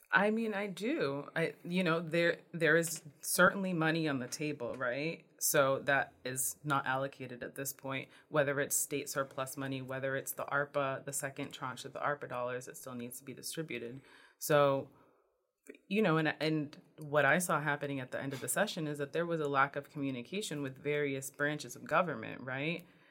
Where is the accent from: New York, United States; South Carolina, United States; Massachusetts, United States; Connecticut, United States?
Massachusetts, United States; New Bedford; I grew up in New Bedford.